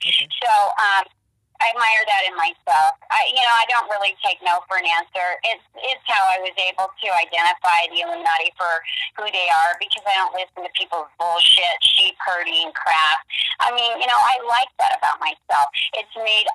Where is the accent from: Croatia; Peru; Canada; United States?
United States; Portland, Oregon; I'm originally from Portland, Oregon.